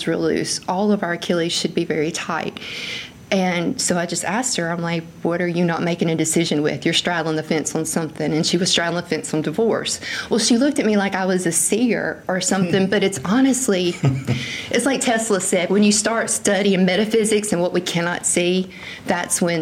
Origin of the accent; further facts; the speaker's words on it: Sand Hill, Mississippi, United States; I was raised in Greene County, Mississippi